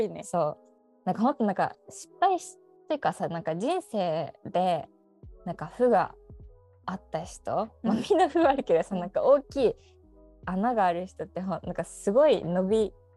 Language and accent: Japanese; Seto, Aichi, Japan; 出身です生まれも育ちも瀬戸でございます。